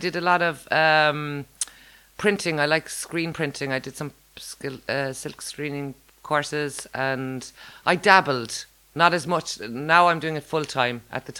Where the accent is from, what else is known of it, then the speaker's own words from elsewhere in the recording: Ireland; moved away as an adult; also born or lived in Newcastle, England / London, England / New York, United States / Australia; I was born in Newcastle in England, but I was reared in Ireland.